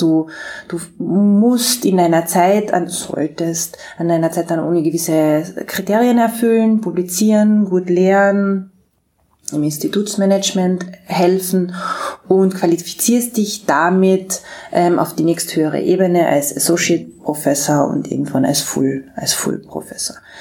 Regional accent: Austria; moved away; also born or lived in Graz; als Österreicherin

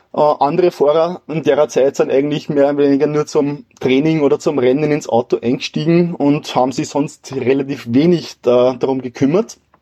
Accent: Wilhering, Upper Austria, Austria; meinem Heimatort Willering

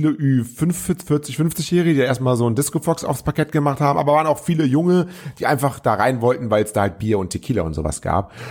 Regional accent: Troisdorf, North Rhine-Westphalia, Germany; also born or lived in Cologne; ich bin ja Kölner, aber ich bin damals ähm, aufgewachsen in Troisdorf. Die hier aus der Gegend kommen, die werden das wissen.

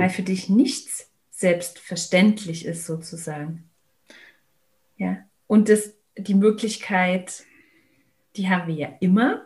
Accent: Berlin, Germany; ich bin in Berlin aufgewachsen

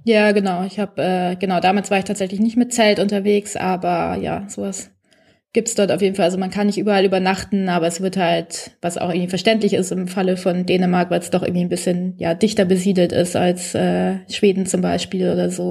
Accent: Bavaria, Germany; für mich als Bayerin

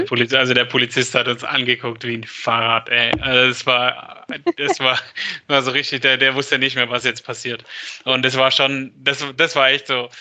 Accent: Stuttgart, Baden-Württemberg, Germany; bei uns in Stuttgart

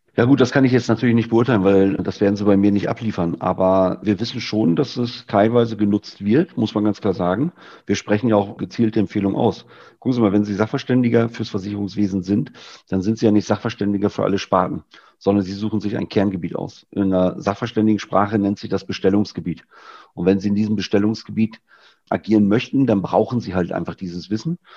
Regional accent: Lower Saxony, Germany; moved away; Ich bin ja eigentlich gebürtiger Niedersachse

